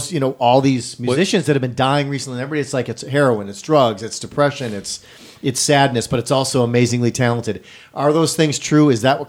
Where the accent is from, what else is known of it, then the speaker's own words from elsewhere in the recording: Wisconsin, United States; now in Los Angeles, United States; I'm from Wisconsin